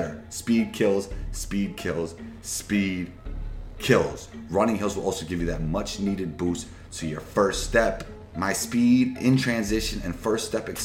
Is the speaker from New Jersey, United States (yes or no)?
no; New York City, New York, United States; growing up in New York City, playing ball, my friends and I were very competitive